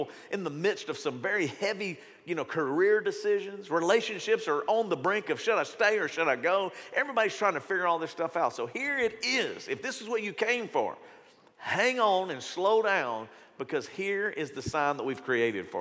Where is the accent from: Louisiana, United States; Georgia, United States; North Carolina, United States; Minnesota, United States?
Louisiana, United States; Shreveport; when I grew up in Shreveport, Bossier